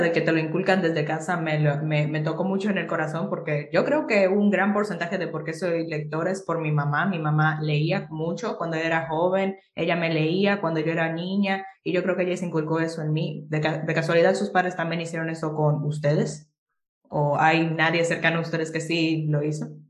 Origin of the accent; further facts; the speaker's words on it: Jarabacoa, La Vega, Dominican Republic; moved away as an adult; now in Santiago, Dominican Republic; vivo en Santiago ahora por la universidad, pero yo originalmente soy de Jarabacoa